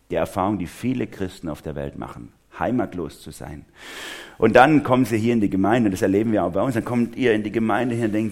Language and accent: German; Germany; also born or lived in Karlsruhe-Durlach, Baden-Württemberg